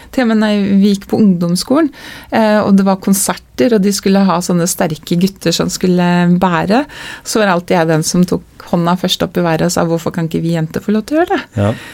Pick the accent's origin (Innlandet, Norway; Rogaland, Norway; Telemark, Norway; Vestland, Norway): Telemark, Norway; vi som kom fra Telemark. Mm. For vi nevnte ikke Skien, Porsgrunn, Ulfoss, vi kom fra Telemark.